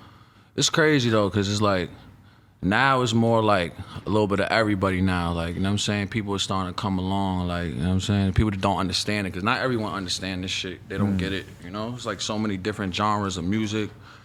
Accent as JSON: {"language": "English", "town": "New York City", "region": "New York", "country": "United States", "tie": "born or raised there", "said": "I'm from Spanish Harlem, East Side, El Barrio, Upper East Side, Stanley Isaac Projects. I've been there my whole life."}